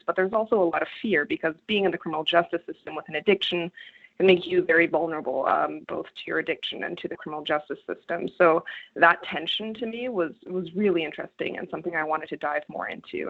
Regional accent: Canada; I come from Canada. I come from a rural part of Canada where opioid addiction is a huge problem in the communities

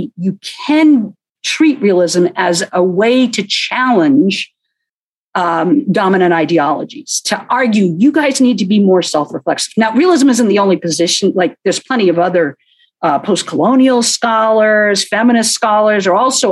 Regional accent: United States; I'm an American

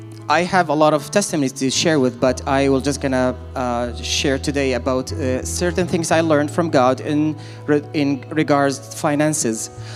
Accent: Iraq; I'm originally from Iraq, and my mother is from Lebanon.

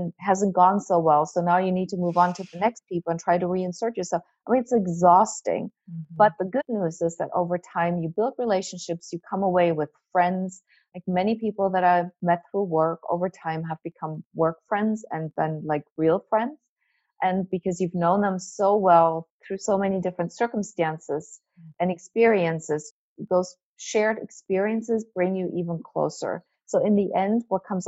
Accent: Germany; English is a second language; moved away as an adult; now in United States; I'm not American, but I'm not really German. I'm the German who lives in America.

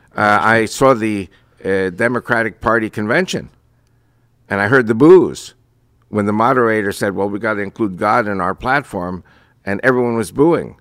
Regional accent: United States; first language Spanish; English is a second language; I was born and raised in Christian America

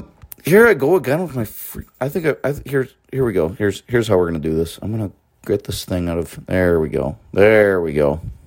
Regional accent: United States; You know, I'm an American through and through

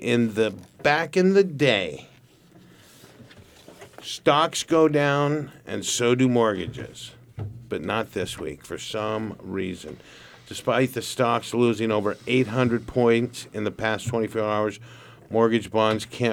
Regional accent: Santa Barbara, California, United States; We're homegrown, born and raised in Santa Barbara

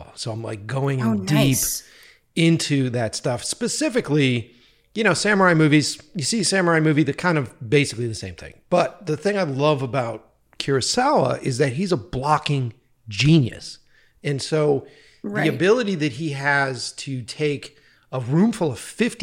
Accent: East Coast, United States; now in Los Angeles, United States; I'm from the East Coast

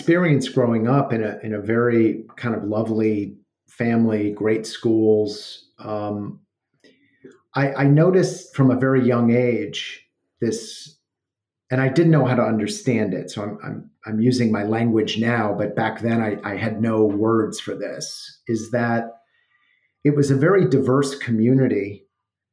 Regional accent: Evanston, Illinois, United States; I grew up in Evanston, Illinois, in a somewhat apolitical family.

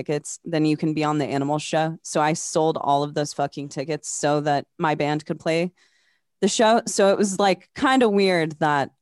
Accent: Des Moines, Iowa, United States; I'm from Des Moines.

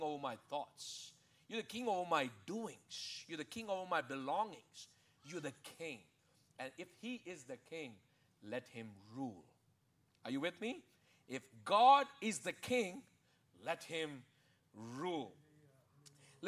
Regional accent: India; I'm an Indian

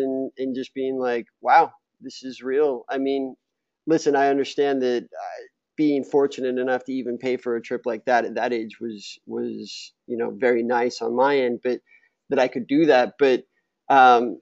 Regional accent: Utah, United States; I'm from Utah. I loved Utah. I grew up playing in the outdoors

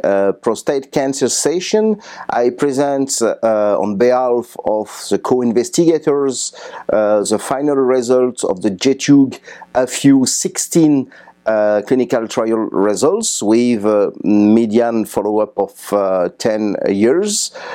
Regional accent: France; I come from France.

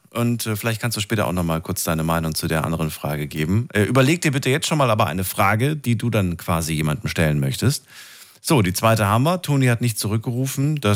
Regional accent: Saarbrücken, Saarland, Germany; Ja, Saarbrücken.

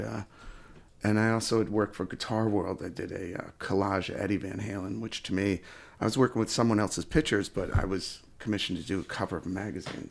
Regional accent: Sullivan County, New York, United States; now in Rochester, United States; I grew up in, uh, Sullivan County, New York, which is, uh, lower, I guess, downstate from here, Rochester

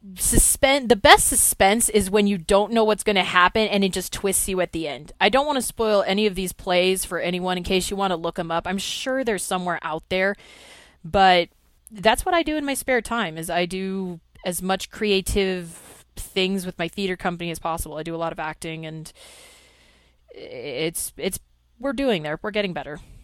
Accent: California, United States; I am from California

